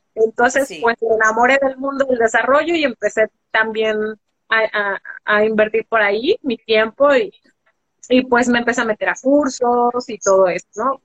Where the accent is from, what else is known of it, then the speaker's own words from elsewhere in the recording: Guadalajara, Jalisco, Mexico; yo soy de México, este, nací en Guadalajara, Jalisco, soy tapatía